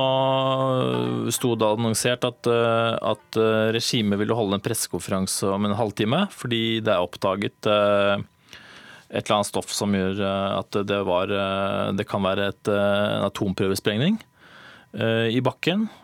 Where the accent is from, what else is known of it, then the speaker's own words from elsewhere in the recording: Oslo, Norway; also born or lived in Bergen / Berlin; Jeg er eh, Oslo-gutt